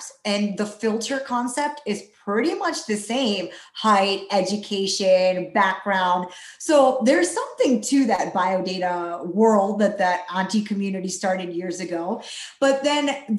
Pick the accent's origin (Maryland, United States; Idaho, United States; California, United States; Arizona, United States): Maryland, United States; East Coast, Philadelphia area; moved away as an adult; also born or lived in Chicago, Illinois; now in Dallas, United States; I'm currently based out of Dallas, Texas, but I grew up on the East Coast in Maryland, Philadelphia area